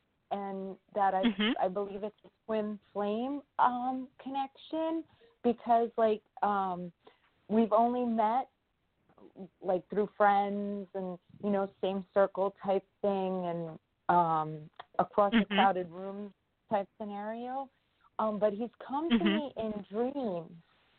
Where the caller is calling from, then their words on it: New York, United States; I'm calling from New York.